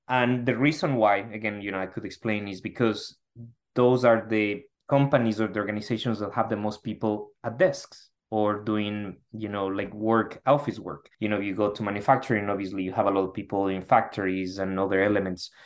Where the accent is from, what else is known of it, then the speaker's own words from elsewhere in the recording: Ecuador; moved away as an adult; now in United States; I'm originally from Ecuador